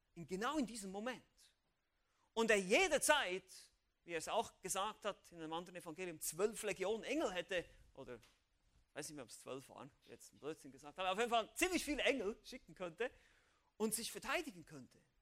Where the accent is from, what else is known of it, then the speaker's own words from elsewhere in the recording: Switzerland; ich als Schweizer